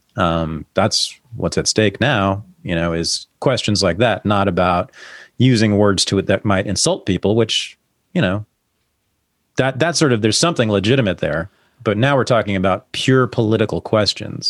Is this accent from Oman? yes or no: no; San Francisco Bay Area, California, United States; I grew up here